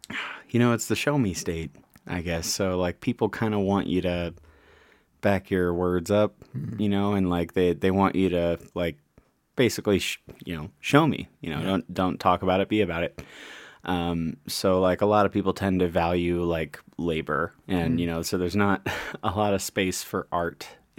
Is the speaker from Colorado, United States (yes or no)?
no; St. Louis, Missouri, United States; St. Louis, Missouri, yeah.